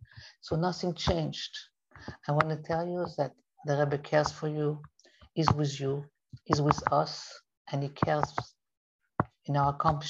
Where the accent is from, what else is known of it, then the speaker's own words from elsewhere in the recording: France; Personally … I came from France and I was very shy.